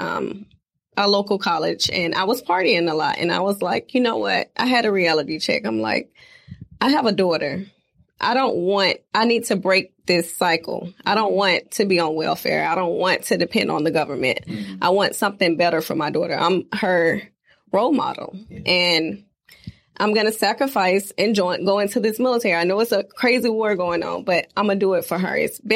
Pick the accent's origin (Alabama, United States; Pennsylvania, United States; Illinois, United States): Alabama, United States; Phenix City; also born or lived in Union Springs, Alabama; now in Tampa, United States; I'm originally from a small town, Phoenix City, Alabama